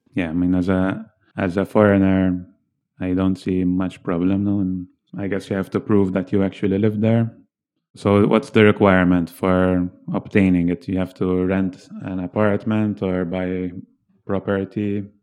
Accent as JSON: {"language": "English", "country": "Malta", "tie": "born or raised there", "moved": "as an adult", "said": "since I was born in Malta"}